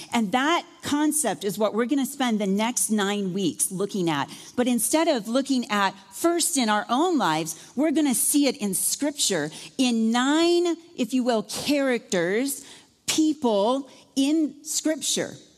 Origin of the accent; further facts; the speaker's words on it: Iowa, United States; moved away; I'm from Iowa